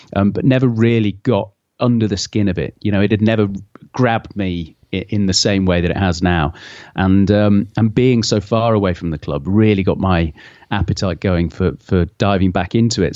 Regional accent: Hoylake, North West England, United Kingdom; moved away as an adult; now in London, United Kingdom; I moved away from Hoy Lake, uh, uh, similar, about fifteen years ago

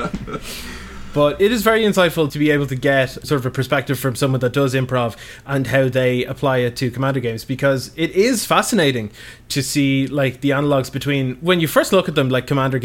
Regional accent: Ireland; as an Irish person

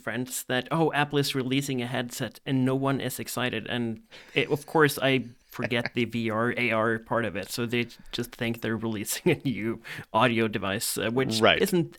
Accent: Norway; English is a second language; from Norway, not so long time iOS developer.

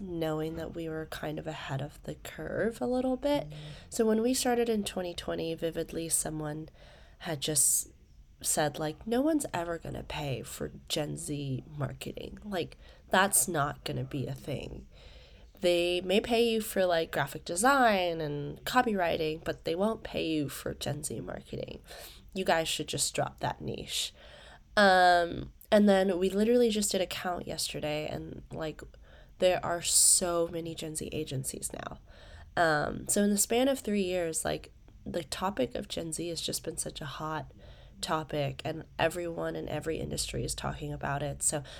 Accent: Malaysia; I live in Malaysia for the most part. I'm originally from Malaysia, but fun fact about me is I've grown up around the world. I've lived in 4 countries and like 6-7 cities now.

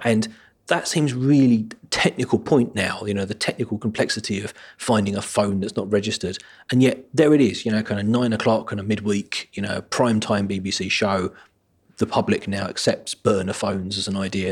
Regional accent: United Kingdom; being a British person

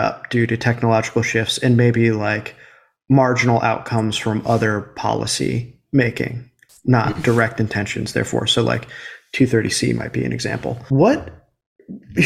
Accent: United States; when I was growing up in America

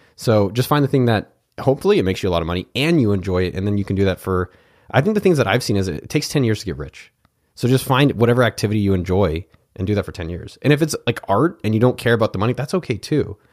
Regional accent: Cupertino, California, United States; also born or lived in Pennsylvania; grew up in Cupertino, California, where I'm from

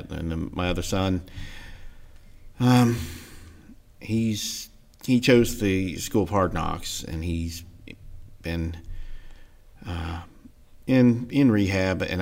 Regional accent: Ohio, United States; grew up in Ohio. Uh, Dad moved around a lot when we were were young.

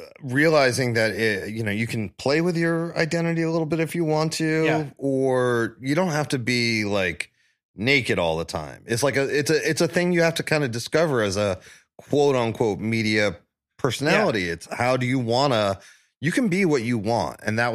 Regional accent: Staten Island, New York, United States; And right before I was born, my parents moved to Staten Island when the bridge was built and they just started to, the Verrazano Bridge is first built.

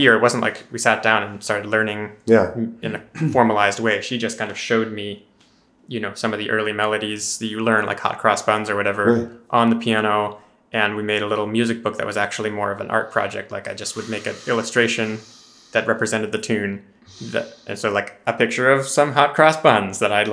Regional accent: Boston, Massachusetts, United States; I was born in the Boston area

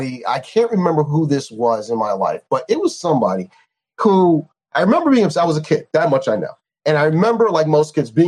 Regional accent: New York, United States; I'm a New Yorker

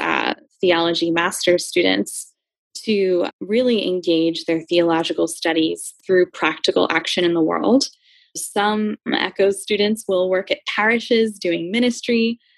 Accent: Philadelphia, Pennsylvania, United States; I grew up in Philly. I absolutely love my city.

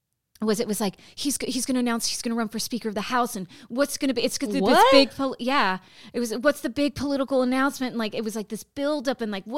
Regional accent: United States; This is our country

